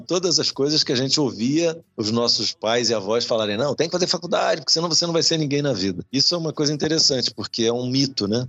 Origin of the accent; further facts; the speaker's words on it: Leme, São Paulo, Brazil; Leme, estamos falando de Leme, interior de São Paulo, ali perto de Araras, é, Pirassununga. Eu nasci ali